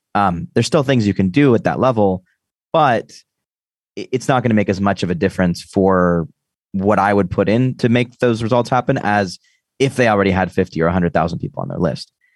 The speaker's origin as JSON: {"language": "English", "country": "United States", "said": "I'm American"}